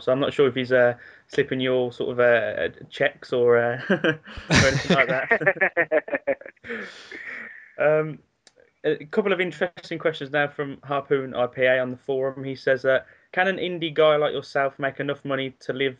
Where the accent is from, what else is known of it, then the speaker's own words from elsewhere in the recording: England, United Kingdom; I'm from England